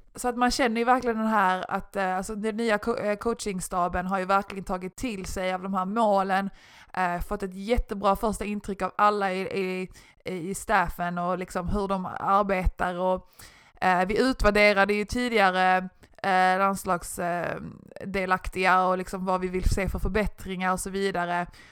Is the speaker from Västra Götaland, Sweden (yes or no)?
no; Malmö, Skåne, Sweden; moved away; jag är ju från Malmö